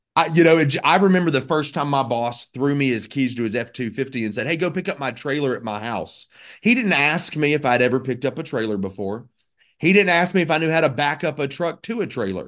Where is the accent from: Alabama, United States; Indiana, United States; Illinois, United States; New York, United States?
Alabama, United States; Birmingham; moved away as an adult; also born or lived in Florida / Oregon; I grew up in Birmingham, Alabama